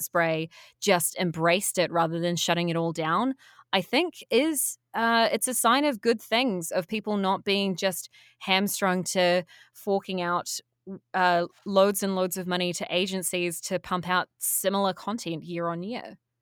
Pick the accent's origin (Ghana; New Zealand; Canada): New Zealand; also born or lived in Wellington, New Zealand; I went to university as all Kiwi kids are encouraged to do.